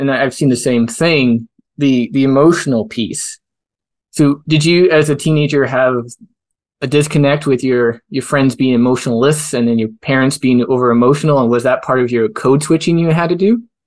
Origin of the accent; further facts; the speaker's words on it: Canada; as a Canadian